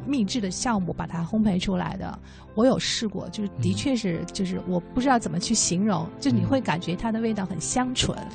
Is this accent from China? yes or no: yes; southern China, China; now in Beijing, China; 我在南方长大的